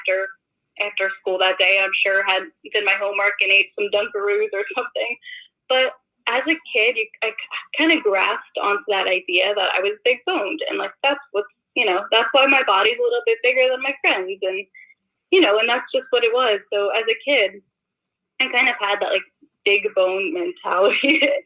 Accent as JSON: {"language": "English", "area": "suburbs of Philadelphia", "region": "Pennsylvania", "country": "United States", "tie": "born or raised there", "moved": "as an adult", "lives_now": "Boston, United States", "said": "I grew up in the suburbs of Philadelphia. I'm not even from Philadelphia."}